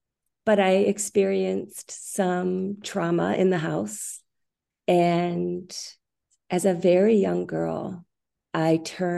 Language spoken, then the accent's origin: English; Minneapolis, Minnesota, United States; Okay, so I grew up in Minneapolis, Minnesota, and I started as a very young girl studying ballet.